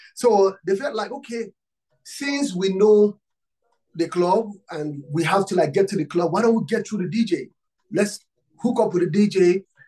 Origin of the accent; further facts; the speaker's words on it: Nigeria; I'm from Africa and Nigeria. I'm from Nigeria.